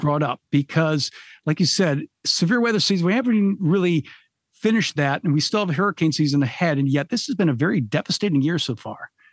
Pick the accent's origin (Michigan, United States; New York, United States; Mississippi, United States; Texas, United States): Michigan, United States; I'm from Michigan